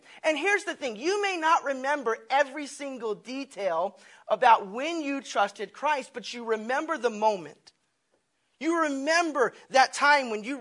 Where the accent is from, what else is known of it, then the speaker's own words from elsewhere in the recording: Tennessee, United States; being a kid and growing up in Tennessee